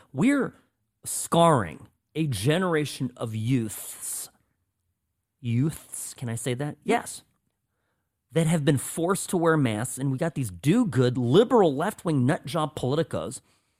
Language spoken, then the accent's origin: English; Irvine, California, United States; I grew up in Irvine